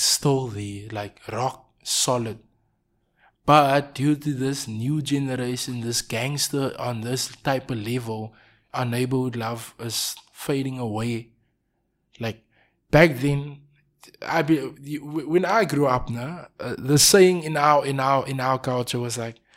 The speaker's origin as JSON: {"language": "English", "town": "Cape Town", "region": "Western Cape", "country": "South Africa", "tie": "born or raised there", "said": "I'm from Manenberg."}